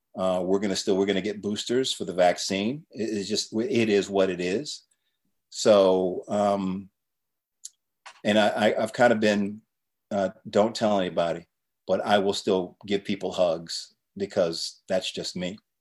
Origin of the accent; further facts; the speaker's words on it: Chapel Hill, North Carolina, United States; I grew up in Chapel Hill, North Carolina